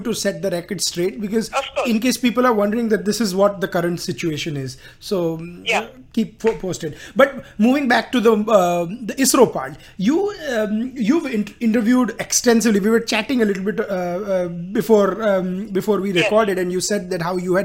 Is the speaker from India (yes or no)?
yes; India; now in Houston, United States; I am an Indian talking from Houston